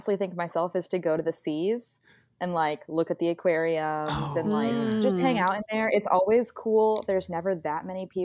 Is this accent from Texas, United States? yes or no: yes; Texas, United States; now in Florida, United States; I'm from Texas